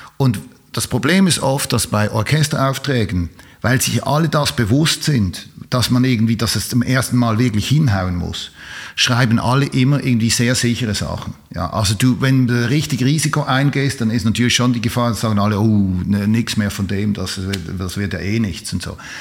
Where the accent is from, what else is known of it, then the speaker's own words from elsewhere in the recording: Switzerland; ich bin Schweizer